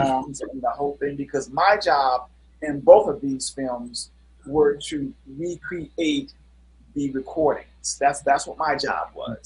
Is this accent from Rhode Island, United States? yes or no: no; Cleveland, Ohio, United States; moved away as an adult; also born or lived in Versailles, France / Chicago; I'm from Cleveland, Ohio